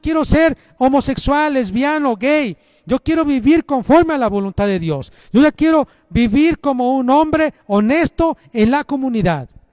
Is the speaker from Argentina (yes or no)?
no; Mexico; Los mexicanos tenemos rasgos, características, cultura, lenguaje, tradiciones como mexicanos